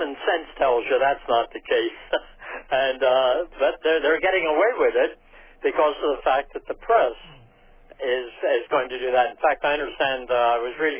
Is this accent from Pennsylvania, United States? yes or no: yes; Philadelphia, Pennsylvania, United States; my home state of Pennsylvania. And I'm from the Philadelphia area